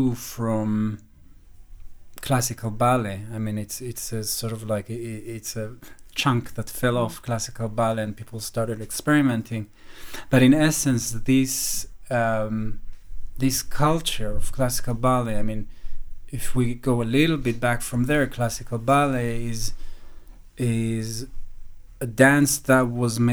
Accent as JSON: {"language": "English", "town": "Jerusalem", "region": "Jerusalem District", "country": "Israel", "tie": "born or raised there", "moved": "as an adult", "lives_now": "London, United Kingdom", "said": "I came from Jerusalem, from, I don't know if I can define what kind of family, but not rich"}